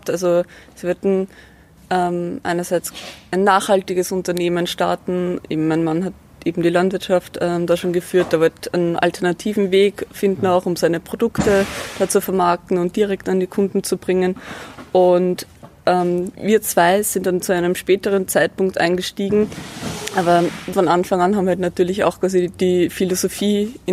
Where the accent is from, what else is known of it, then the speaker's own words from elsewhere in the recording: Lower Austria, Austria; Eigentlich beide nicht. Ich bin aus dem Mostviertel